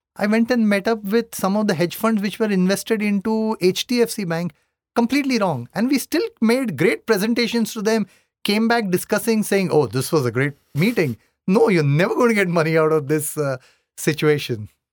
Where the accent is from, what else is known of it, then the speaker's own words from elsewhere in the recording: Mumbai, Maharashtra, India; I come from Bombay